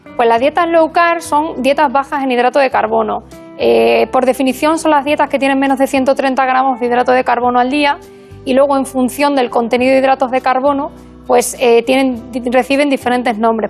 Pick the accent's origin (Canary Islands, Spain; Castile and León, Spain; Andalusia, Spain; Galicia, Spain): Castile and León, Spain; Burgos; moved away as an adult; also born or lived in Extremadura / Badajoz; now in A Coruña, Spain; me crié en Burgos